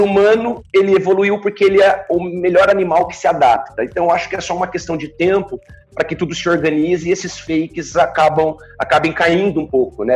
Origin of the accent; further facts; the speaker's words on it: Bauru, São Paulo, Brazil; also born or lived in Araraquara; Eu não sou bauruense, mas me naturalizo bauruense, não né? nasci em Araraquara, mas moro em Bauru desde pequeno